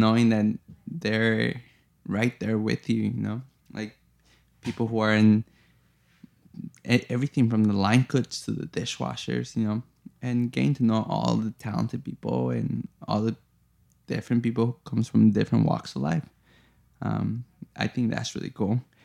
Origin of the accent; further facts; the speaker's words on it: Chicago, Illinois, United States; moved away; I grew up in Chicago, and I grew up in a, you know, not so hot neighborhood that's now very hot.